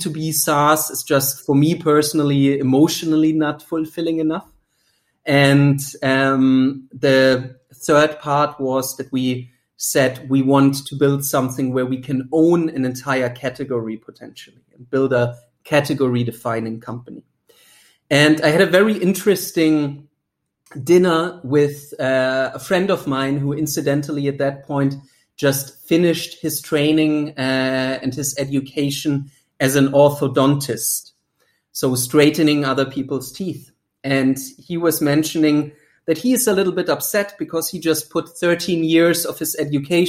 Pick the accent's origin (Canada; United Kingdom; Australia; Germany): Germany; English is a second language; moved away as an adult; also born or lived in United States; as you might hear from the accent, I'm originally from Germany. I haven't lived there in now nearly 16 years